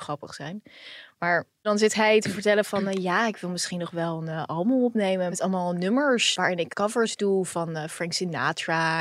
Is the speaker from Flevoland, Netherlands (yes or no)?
no; The Hague, South Holland, Netherlands; also born or lived in Israel; Ik kom natuurlijk ook uit Den Haag